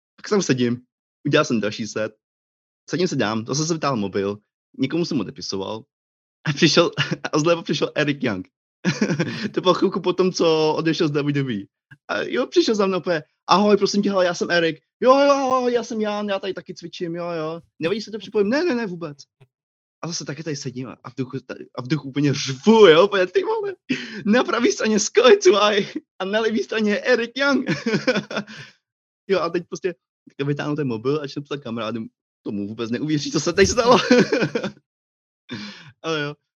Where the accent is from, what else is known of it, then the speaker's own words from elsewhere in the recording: Planá, Plzeň Region, Czechia; moved away as an adult; now in Scotland, United Kingdom; Já jsem uh, uh, plana u Marianských lázní, to je moje rodní město